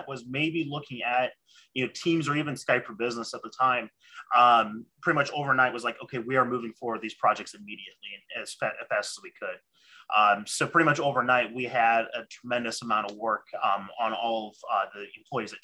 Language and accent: English; Barberton, Ohio, United States; I am from Barberton, Ohio.